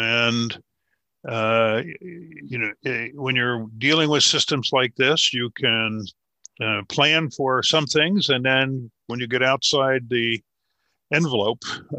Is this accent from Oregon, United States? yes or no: no; Westfield, New Jersey, United States; moved away as an adult; also born or lived in Washington; I grew up in largely in Westfield, New Jersey